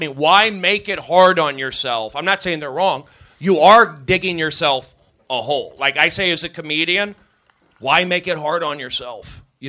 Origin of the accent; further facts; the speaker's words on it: Southern California, United States; I'm from Southern California.